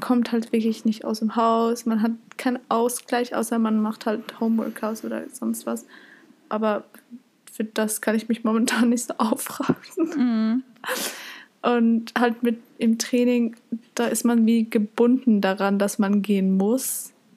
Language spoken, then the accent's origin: German; Zurich, Switzerland; bei uns in Zürich